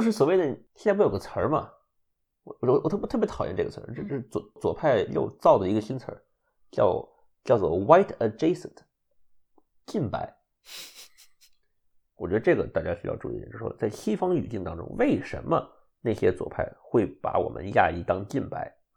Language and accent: Chinese; China; now in United States; 你我都是中国人